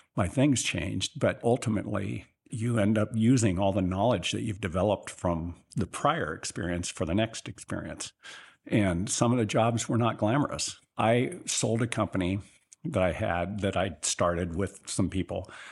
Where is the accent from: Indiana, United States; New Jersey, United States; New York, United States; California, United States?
California, United States; Sutter; also born or lived in Marysville, California / Cleveland / Chicago / Pittsburgh; I grew up in the little town of Sutter, California, which is about ten miles west of Marysville